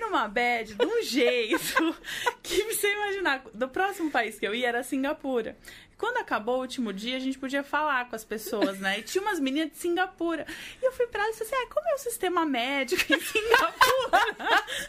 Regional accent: Brazil; eu sou brasileira

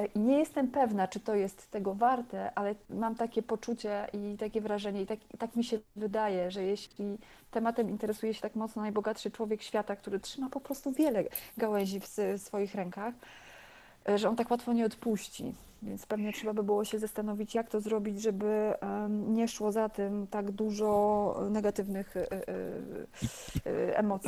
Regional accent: Bydgoszcz, Kuyavian-Pomeranian Voivodeship, Poland; urodziłam się w Bydgoszczy na stadionie żużlowym

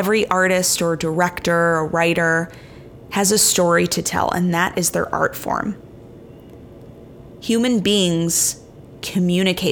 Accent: Chicago, Illinois, United States; moved away as an adult; also born or lived in New York City; Chicago is my hometown

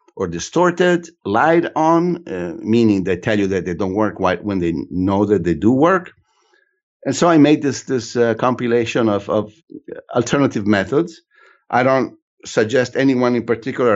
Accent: Italy; also born or lived in United States; When it's convenient, I'm Italian.

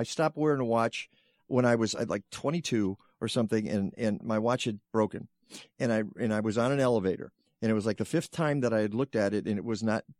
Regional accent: Detroit, Michigan, United States; I'm from Detroit

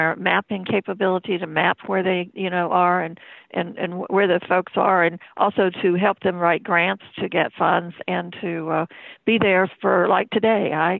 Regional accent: North Carolina, United States; I grew up in Columbus County, which is a very small, well, it's a big county, second largest land area in the state, but it's probably the smallest population, but has swamps

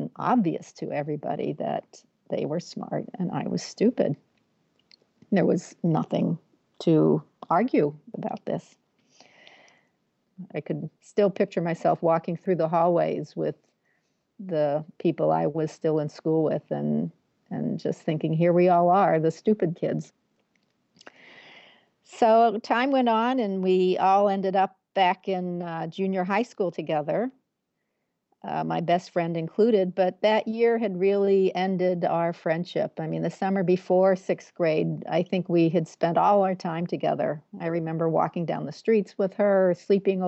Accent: Massachusetts, United States; I'm from Massachusetts.

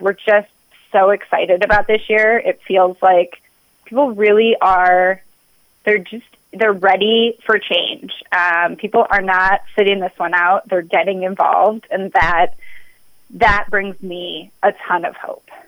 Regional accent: South Dakota, United States; moved away as an adult; now in Minnesota, United States; I grew up in South Dakota. Um, I moved to Minnesota for college

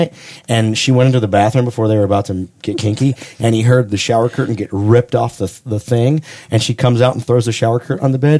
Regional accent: Charlotte, North Carolina, United States; also born or lived in upstate New York; now in Atlanta, United States; But when I was two, my parents moved to Charlotte, and that's where I was raised.

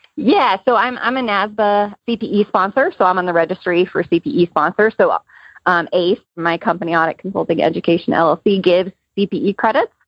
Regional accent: Georgia, United States; my home state of Georgia

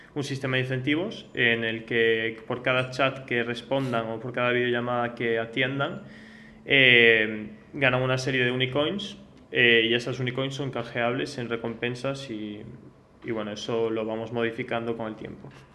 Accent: France; moved away; also born or lived in United States; nací en Francia y he vivido también en Estados Unidos

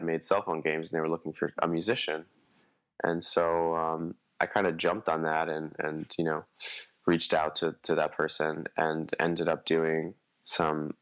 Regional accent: New York City, New York, United States; born and raised in Staten Island, New York

